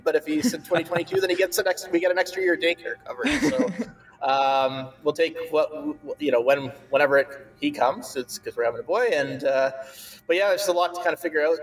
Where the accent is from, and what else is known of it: Canada